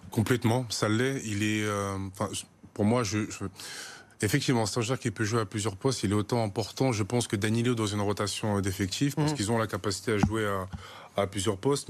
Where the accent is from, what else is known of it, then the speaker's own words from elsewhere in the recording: Paris suburbs, Île-de-France, France; je suis parisien, je suis ici de la, banlieue parisienne